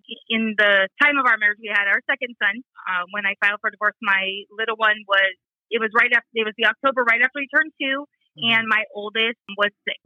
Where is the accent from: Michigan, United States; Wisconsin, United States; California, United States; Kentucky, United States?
California, United States; Riverside; I am from Riverside, California, and I was born and raised California girl